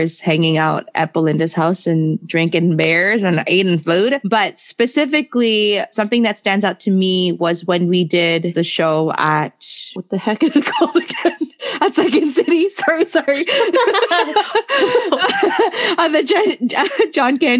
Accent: Philippines; as a Filipino

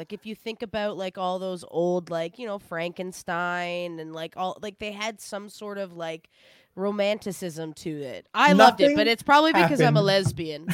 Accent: East Coast of Canada, Atlantic Canada, Canada; I'm from the East Coast

